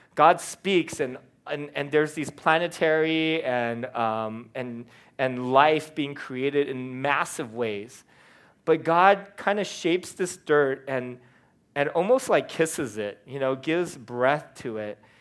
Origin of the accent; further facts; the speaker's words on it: California, United States; being a Californian